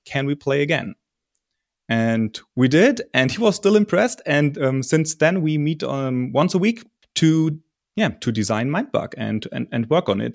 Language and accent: English; Germany; I'm from Germany